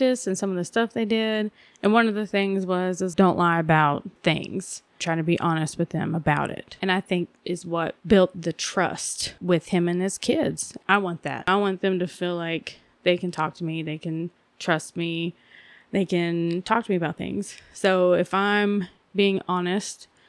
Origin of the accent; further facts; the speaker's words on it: Georgia, United States; moved away; also born or lived in Asheville, North Carolina; I was born in Georgia